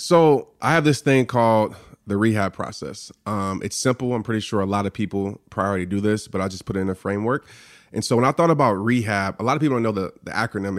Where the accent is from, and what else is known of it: New Orleans, Louisiana, United States; born or raised there